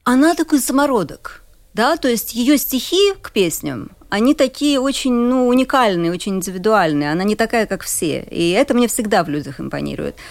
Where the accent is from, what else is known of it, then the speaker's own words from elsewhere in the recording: Riga, Latvia; also born or lived in Budapest, Hungary / Cambridge, United Kingdom; Я рижанка, родилась в Риге, и моя мама родилась, выросла в той же квартире в Риге, да, то есть довольно давно уже семья живет в Риге